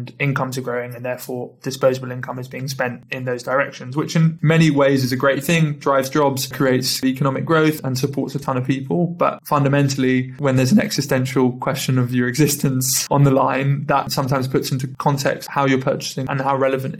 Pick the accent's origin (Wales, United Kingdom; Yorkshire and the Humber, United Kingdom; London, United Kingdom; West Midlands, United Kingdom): London, United Kingdom; I'm from London